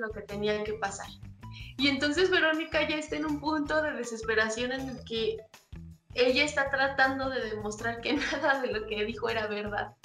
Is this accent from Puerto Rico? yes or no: no; Mexico; como mexicanos